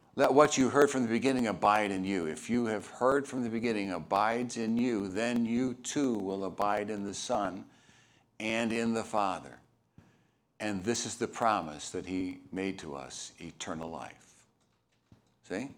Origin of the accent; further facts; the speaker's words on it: Chicago, Illinois, United States; moved away; I'm from Chicago